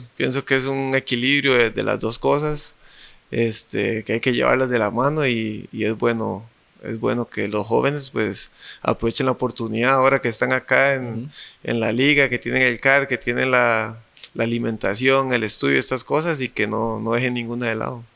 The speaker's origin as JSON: {"language": "Spanish", "region": "San José", "country": "Costa Rica", "said": "como yo soy de Parados, de San José"}